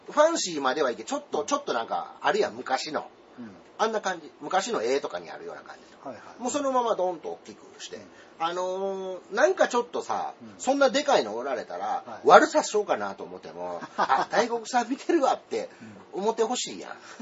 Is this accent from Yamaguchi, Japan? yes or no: no; Osaka, Japan